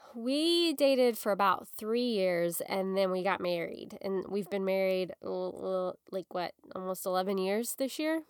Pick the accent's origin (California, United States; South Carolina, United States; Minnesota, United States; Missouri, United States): Missouri, United States; Springfield; I got married in October of two thousand eight in my hometown in Springfield, Missouri